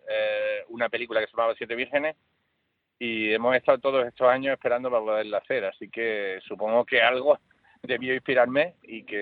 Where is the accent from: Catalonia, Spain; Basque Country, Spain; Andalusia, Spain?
Andalusia, Spain; premiar a un equipo que la mayor parte somos andaluces y, muchos vivimos en Sevilla que llevamos trabajando 20 años juntos.